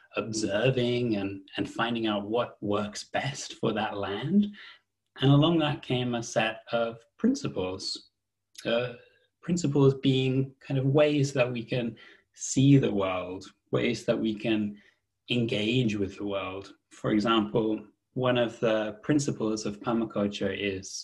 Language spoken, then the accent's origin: English; Australia; moved away as an adult; now in United Kingdom; I'm from Australia originally, and so I moved to the UK. I'm based in the UK now, about 12 years ago.